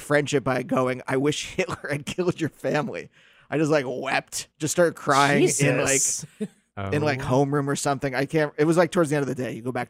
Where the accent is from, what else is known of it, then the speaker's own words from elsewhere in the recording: Pennsylvania, United States; I grew up Jewish in Pennsylvania.